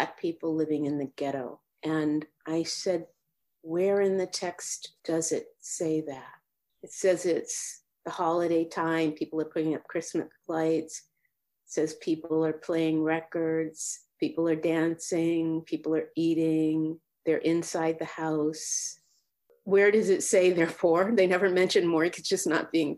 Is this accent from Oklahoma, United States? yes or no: no; Boston, Massachusetts, United States; now in Sacramento, United States; I grew up in Dorchester, Massachusetts. It's right in the city of Boston.